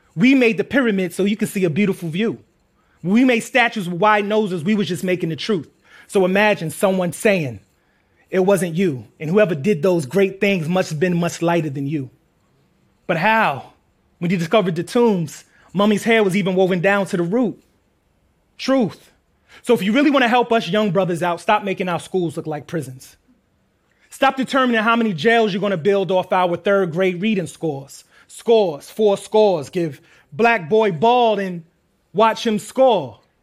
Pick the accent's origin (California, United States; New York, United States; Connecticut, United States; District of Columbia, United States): New York, United States; New York City; We're from Queens.